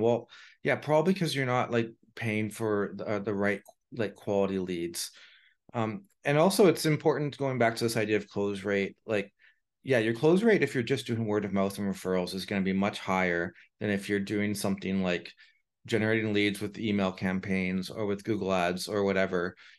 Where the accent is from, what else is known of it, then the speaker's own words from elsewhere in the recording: Canada; being Canadian